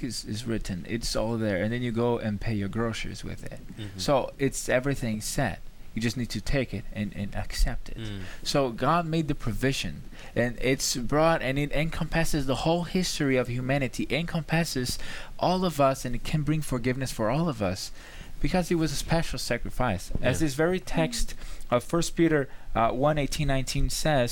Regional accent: Brazil; moved away; I'm from Brazil

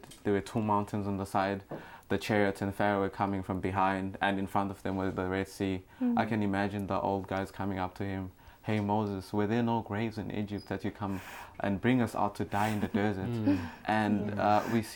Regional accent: South Africa; moved away as an adult; now in Michigan, United States; I'm from South Africa, and I speak the language with the clicks

